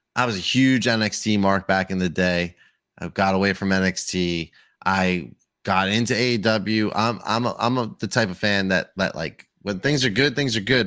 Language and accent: English; Long Island, New York, United States; I'm from Long Island